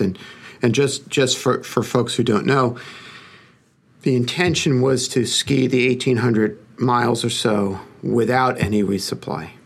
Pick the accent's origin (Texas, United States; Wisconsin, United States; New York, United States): New York, United States; accent: Brooklyn; my Brooklyn accent